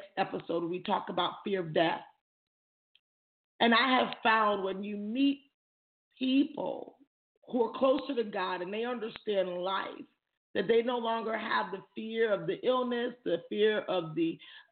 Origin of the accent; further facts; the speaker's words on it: Jamaica; I'm Jamaican.